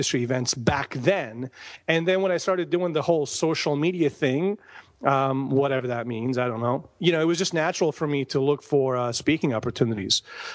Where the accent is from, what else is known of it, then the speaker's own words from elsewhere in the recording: Bosnia & Herzegovina; also born or lived in Croatia / Tucson, United States; now in United States; I am from Bosnia, born and raised. I came to the United States in 95